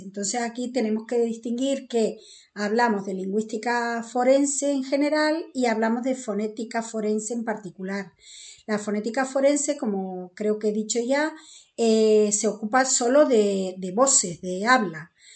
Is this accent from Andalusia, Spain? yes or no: no; Canary Islands, Spain; accent: Canarian; yo soy canaria